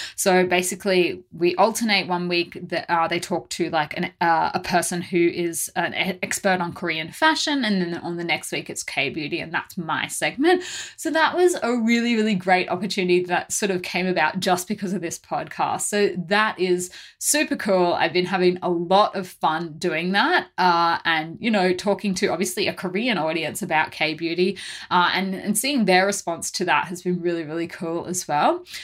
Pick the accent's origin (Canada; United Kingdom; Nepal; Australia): Australia; being Australian